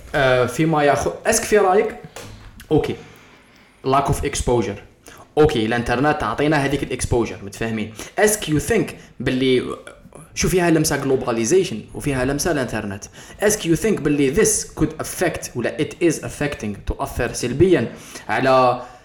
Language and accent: Arabic; Algeria; انا فرد جزائري